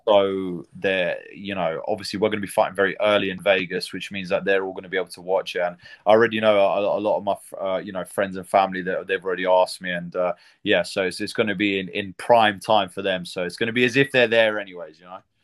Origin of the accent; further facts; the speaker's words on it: United Kingdom; being a British fighter